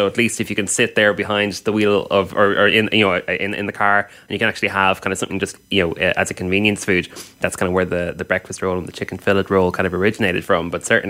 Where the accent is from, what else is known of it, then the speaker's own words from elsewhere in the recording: Ireland; for me as an Irish person